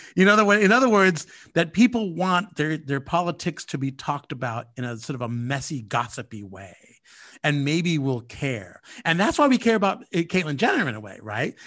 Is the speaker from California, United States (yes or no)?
yes; California, United States; I am born and raised in California